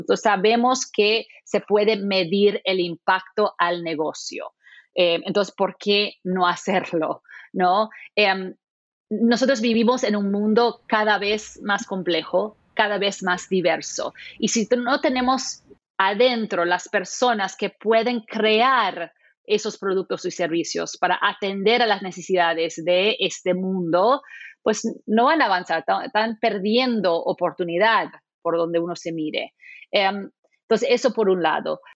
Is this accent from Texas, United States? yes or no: no; Maui, Hawaii, United States; moved away; Yo crecí en, en, Maui